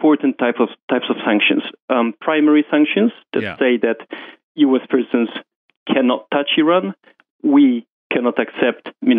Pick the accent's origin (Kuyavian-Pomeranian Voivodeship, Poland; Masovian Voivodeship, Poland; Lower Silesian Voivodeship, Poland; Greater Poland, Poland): Masovian Voivodeship, Poland; Warsaw; moved away as an adult; now in London, United Kingdom; Oh, no. … is a typical Polish name. So I'm from Poland, raised in Warsaw, moved to London when I got my first job in JP Morgan, and I've been there ever since.